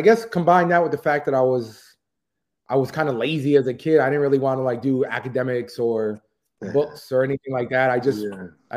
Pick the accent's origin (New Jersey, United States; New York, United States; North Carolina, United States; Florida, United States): Florida, United States; I grew up in Florida